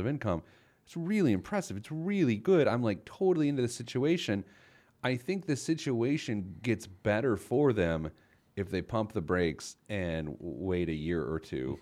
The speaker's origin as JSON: {"language": "English", "town": "Indianapolis", "region": "Indiana", "country": "United States", "tie": "born or raised there", "said": "the Indianapolis Star, which is my hometown paper."}